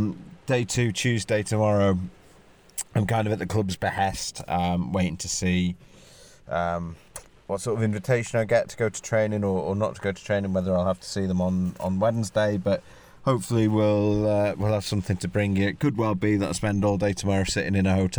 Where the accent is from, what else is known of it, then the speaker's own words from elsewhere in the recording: North West England, United Kingdom; I'm from the Northwest, right? So pastry is my cultural heritage, and frankly, I find it a little bit irritating that the Cornish are muscling in trying to pretend like they invented pastry. I'm from the land of pies, right? Well, I'm not from Wigan, but close enough.